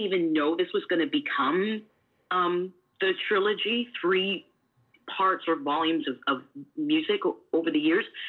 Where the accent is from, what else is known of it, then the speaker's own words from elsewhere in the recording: Canada; now in Washington, United States; I'm Canadian